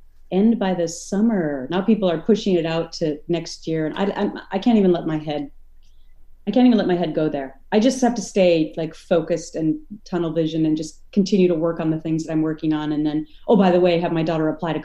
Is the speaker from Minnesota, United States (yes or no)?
yes; Minnesota, United States; now in Connecticut, United States; where I grew up in Minnesota